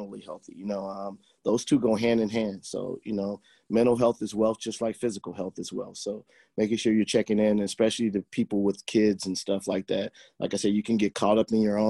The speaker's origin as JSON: {"language": "English", "town": "Oakland", "region": "California", "country": "United States", "tie": "born or raised there", "also_born_or_lived": "Pleasant Hill, California", "said": "I grew up in Oakland"}